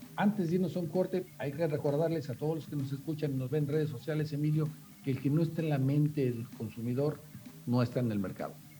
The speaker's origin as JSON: {"language": "Spanish", "region": "Yucatán", "country": "Mexico", "said": "no nada más como yucatecos, sino como mexicanos"}